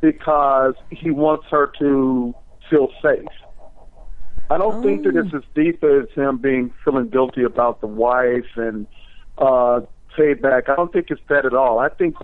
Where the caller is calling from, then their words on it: Washington, District of Columbia, United States; I'm calling from Washington, D.C.